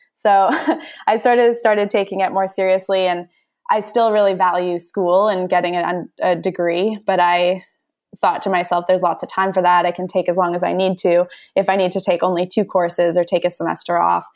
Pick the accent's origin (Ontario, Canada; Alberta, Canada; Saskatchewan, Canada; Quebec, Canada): Alberta, Canada; Edmonton; growing up in Edmonton